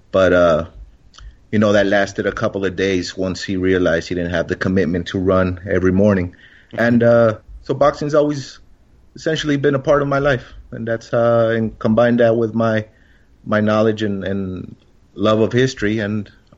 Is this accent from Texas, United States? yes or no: yes; El Paso, Texas, United States; I'm originally from El Paso, Juarez, the borderland. My parents are from Juarez, and my father was in the military, so we moved around a lot, but I still consider El Paso, Juarez my home.